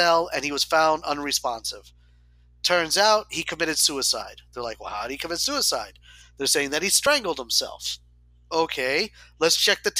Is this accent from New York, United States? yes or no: no; Florida Panhandle, United States; also born or lived in Spain; growing up in Florida and having Christmases in Florida. So in the panhandle, it got cold, right?